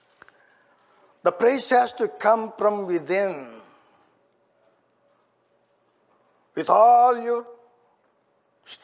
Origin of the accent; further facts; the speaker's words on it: India; moved away; I was born and raised in India.